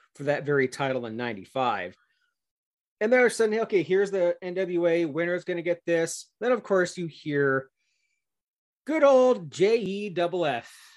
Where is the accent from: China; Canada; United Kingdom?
Canada